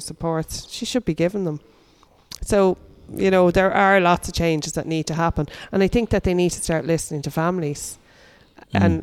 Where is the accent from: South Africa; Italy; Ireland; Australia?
Ireland; Dublin, Leinster; moved away as an adult; I lived in Dublin until I was 25